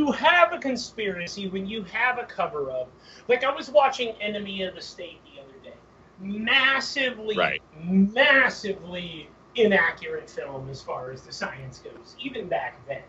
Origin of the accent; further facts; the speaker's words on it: California, United States; now in Bakersfield, United States; I grew up in Southern California, and then I moved to Bakersfield to get my degrees, and I got married, and I've lived here.